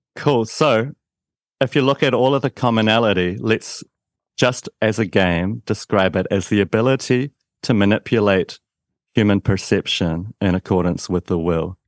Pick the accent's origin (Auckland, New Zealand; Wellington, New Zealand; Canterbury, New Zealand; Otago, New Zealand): Canterbury, New Zealand; Christchurch; You might be able to tell from my accent that I'm from New Zealand, a town called Christchurch